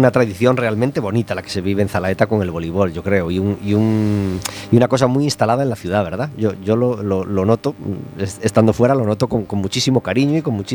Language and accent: Spanish; A Coruña, Galicia, Spain; soy de Coruña.